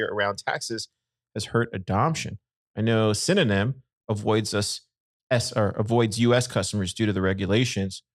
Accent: Corpus Christi, Texas, United States; I grew up in in Corpus

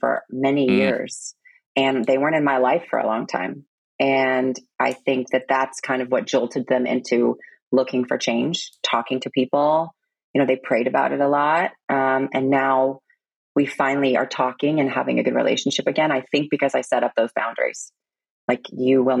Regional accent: Stone Mountain, Georgia, United States; accent: American; also born or lived in Korea / San Diego; now in Florida, United States; I grew up in Georgia, Stone Mountain, where they use the N-word a lot.

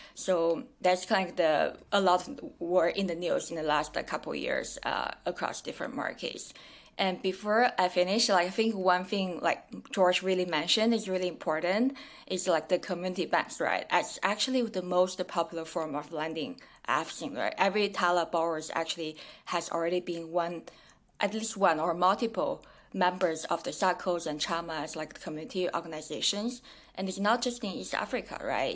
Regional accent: China; moved away; also born or lived in Kenya / New York; I'm originally from China

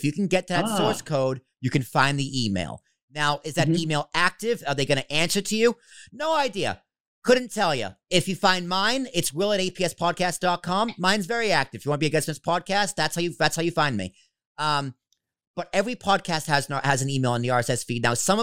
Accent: Boston, Massachusetts, United States; I'm Italian from Boston.

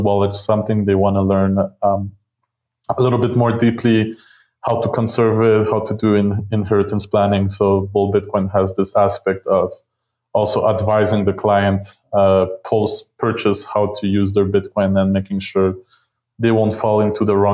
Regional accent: Montreal, Quebec, Canada; moved away as an adult; now in Mexico; I'm originally from Montreal

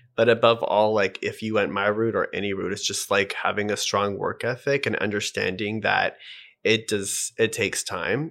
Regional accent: Edmonton, Alberta, Canada; also born or lived in Vancouver, Canada; now in Toronto, Canada; I'm from Edmonton, but I moved to Vancouver

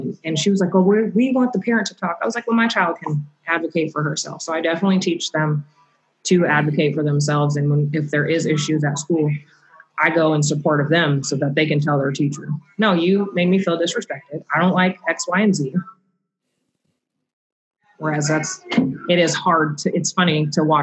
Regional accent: North Bend, United States; I was in North Bend, I think I was in middle school

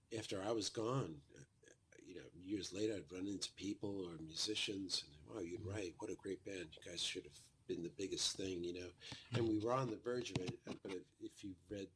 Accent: New York City, New York, United States; we were a bunch of Brooklyn boys

